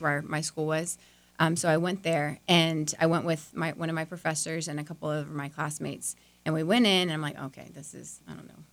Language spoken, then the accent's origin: English; Orlando, Florida, United States; moved away as an adult; now in Lakeland, United States; I'm originally from Orlando, so not too far away